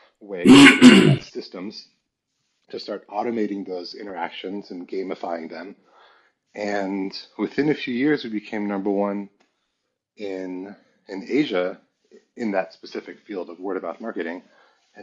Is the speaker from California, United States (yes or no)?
yes; Palo Alto, California, United States; moved away as an adult; also born or lived in Paris / Santa Barbara / China; they ended up in Palo Alto. So that's where I grew up until 24 when I went to China.